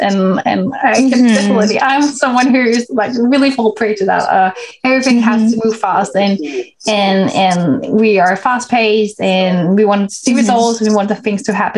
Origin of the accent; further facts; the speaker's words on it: Denmark; I'm born and raised in Denmark. So that's where I'm from.